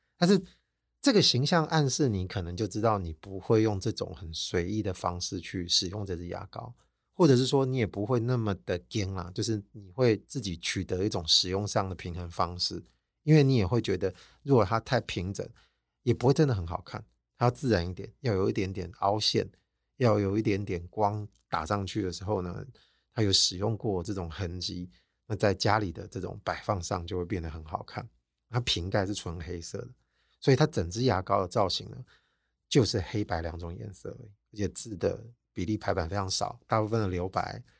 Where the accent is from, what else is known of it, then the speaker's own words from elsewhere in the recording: Taiwan; 我们台湾人